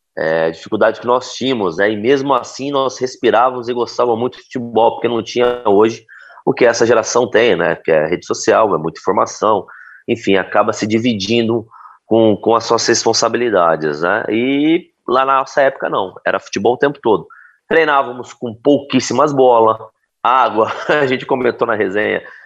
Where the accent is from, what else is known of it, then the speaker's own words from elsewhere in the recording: Ribeirão Preto, São Paulo, Brazil; crescemos juntos no Botafogo de Ribeirão, né, que eu sou natural de Ribeirão Preto